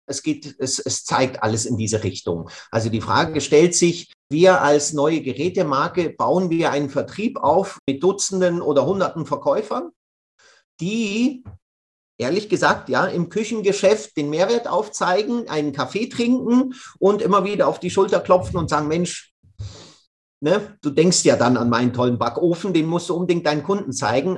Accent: Switzerland; bei uns in der Schweiz, wir trennen das eigentlich schon seit den 80er Jahren. Und so bin ich mit dem Bioeimer auf dem Balkon aufgewachsen

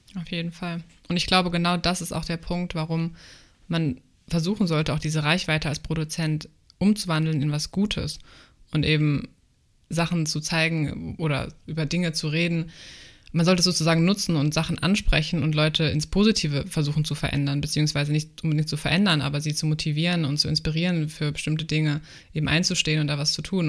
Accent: Germany; also born or lived in New Zealand; ich bin selber Deutsche

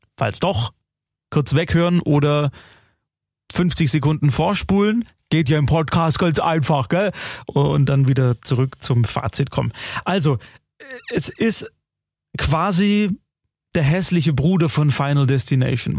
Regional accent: Germany; bei uns in Deutschland

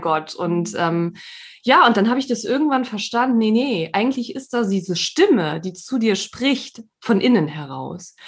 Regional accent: Saarland, Germany; now in Emsland, Germany; bin gebürtige Saarländerin, wohne aber schon seit einigen Jahren jetzt im südlichen ähm, Niedersachsen, im Emsland

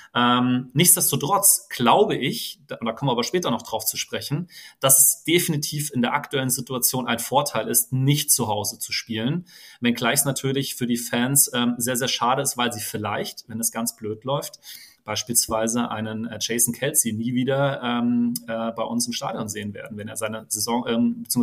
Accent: Frankfurt, Hesse, Germany; gebürtiger Frankfurter

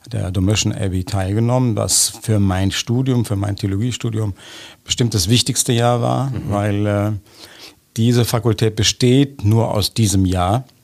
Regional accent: Bonn, North Rhine-Westphalia, Germany; moved away as an adult; also born or lived in Trier; now in Jerusalem, Israel; ich bin in Godesberg, ich bin in Bonn geboren, in Godesberg auf der Schule gewesen, bei den Jesuiten.

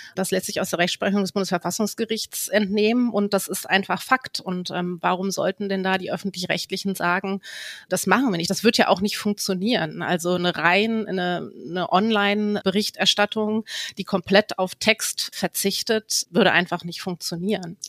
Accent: Hamburg, Germany; als Hamburgerin

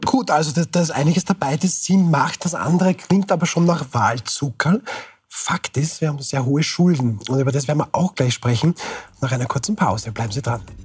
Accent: Austria; sind wir Österreicherinnen und Österreicher

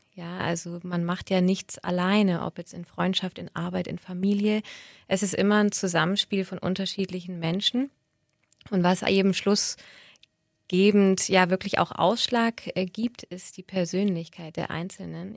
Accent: Böblingen, Baden-Württemberg, Germany; moved away as an adult; also born or lived in Sindelfingen / Altdorf / Berlin / Munich; now in Stuttgart, Germany; komme aber gebürtig aus dem Schwabenländle und bin in Böbling groß geworden

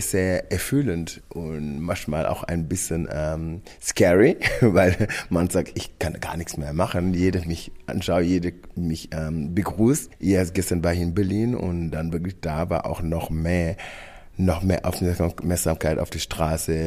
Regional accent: Senegal; German is a second language; moved away as an adult; now in Germany; meine Kindheit, von meiner Heimat Senegal

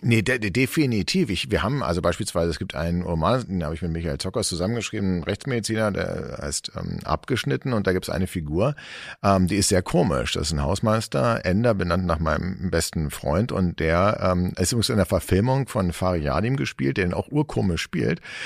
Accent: Berlin, Germany; ich bin in Eichkamp groß geworden

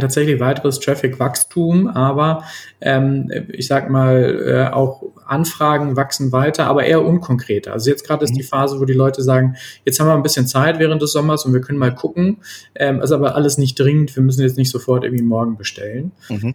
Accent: North Rhine-Westphalia, Germany; ich bin Ostwestfale

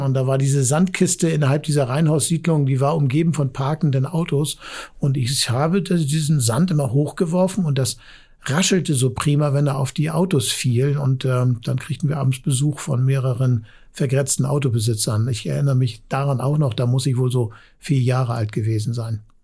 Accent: Hamburg, Germany; als Hamburger

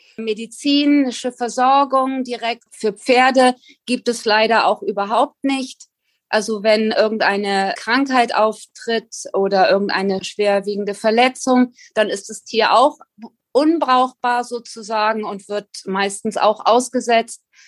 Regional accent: Germany; moved away as an adult; now in Galapagos Islands, Ecuador; Ich vermisse meine Heimat Deutschland zutiefst.

